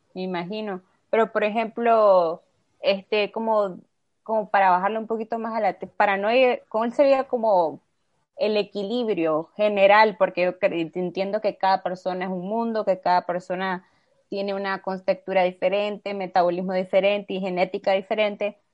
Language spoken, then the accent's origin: Spanish; Nicaragua; como nicaragüenses